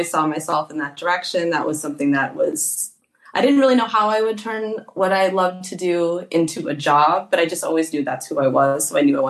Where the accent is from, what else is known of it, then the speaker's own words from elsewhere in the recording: Minneapolis, Minnesota, United States; also born or lived in Edina, Minnesota; So I grew up in Minneapolis, Minnesota. I am an only child. My dad is a Canadian, Caucasian guy, and my mom is an African American woman, Black woman. And I grew up in a small suburb. I was the only biracial kid